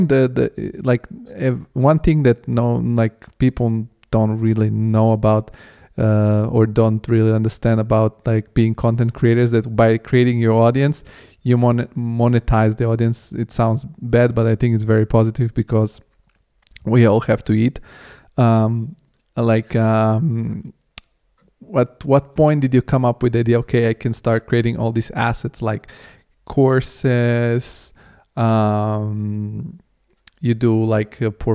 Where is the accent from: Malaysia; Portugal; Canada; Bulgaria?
Bulgaria; I come from Bulgaria